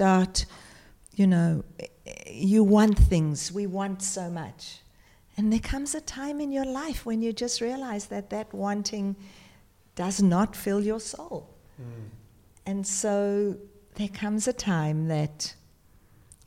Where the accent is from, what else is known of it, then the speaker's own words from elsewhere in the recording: South Africa; now in Australia; I was born in South Africa during the apartheid era